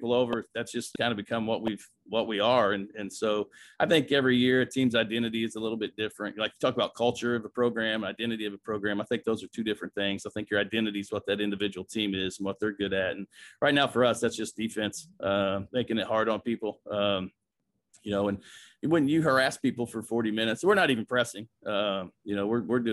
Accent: Bloomington, Indiana, United States; growing up in Bloomington, Indiana

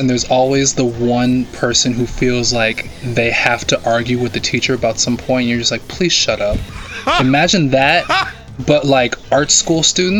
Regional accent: United States; as an American

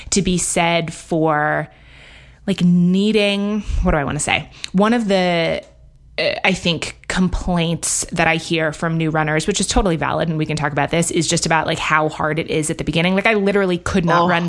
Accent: New York, United States; also born or lived in London, United Kingdom; And I grew up in New York, actually, and in London. And so was in big cities

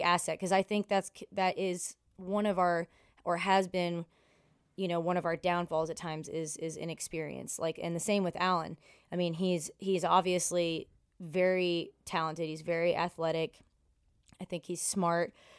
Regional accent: Ontario, Canada; moved away as an adult; also born or lived in Buffalo, New York; now in Nashville, United States; I'm from Ontario

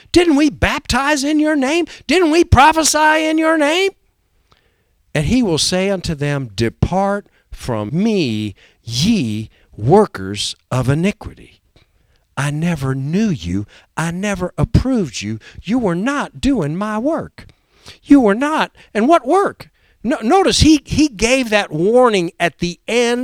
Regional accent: United States; Before I'm an American, before I'm a Republican or a Democrat, I'm a Christian

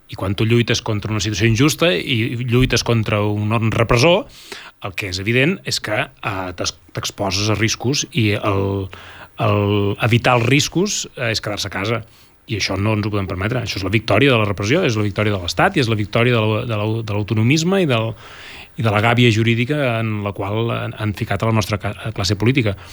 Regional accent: Catalonia, Spain; nosaltres, eh, com a catalans, com a independentistes, com a eh, ciutadans, eh, tenim una institució que ens ha de representar

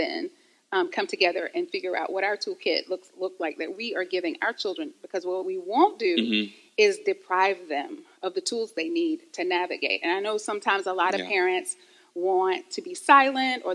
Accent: the South, United States; I grew up in the South, African-American family

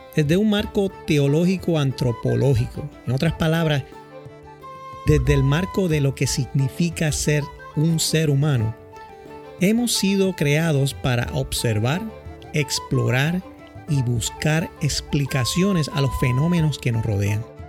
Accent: San Juan, Puerto Rico; also born or lived in Villa Prades, Puerto Rico; now in Boston, United States; Nací en Santurce, Puerto Rico, en un hogar humilde

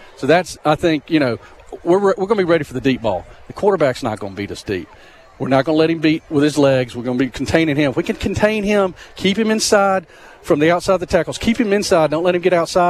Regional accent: Carrollton, Georgia, United States; moved away as an adult; also born or lived in Alabama; I'm actually from Carrollton, Georgia, but I brought my family here back in 2016.

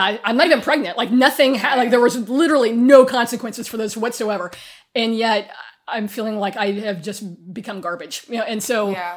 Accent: far western Kansas, United States; moved away as an adult; also born or lived in Sacramento; I'm from far western Kansas

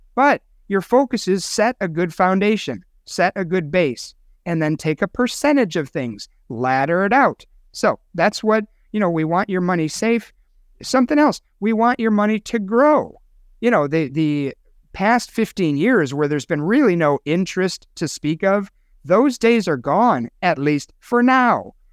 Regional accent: Chicago, Illinois, United States; moved away; my hometown of Chicago

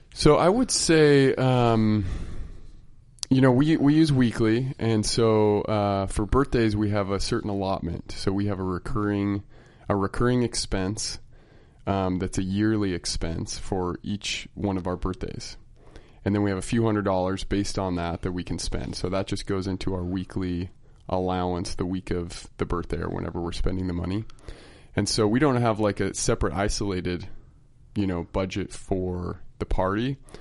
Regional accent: Utah, United States; I'm from Utah

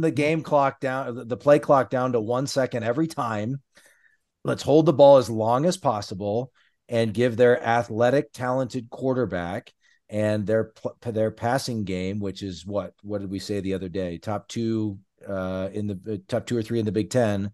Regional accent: Lincoln, Nebraska, United States; moved away as an adult; also born or lived in Washington D.C.; now in Bend, United States; I was born and raised in Lincoln, Nebraska. I'm currently a resident of Bend, Oregon

